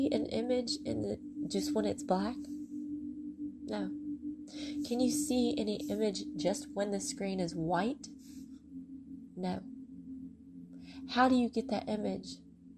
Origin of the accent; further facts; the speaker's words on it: Mississippi, United States; I have sand from the beach in Mississippi. That's my hometown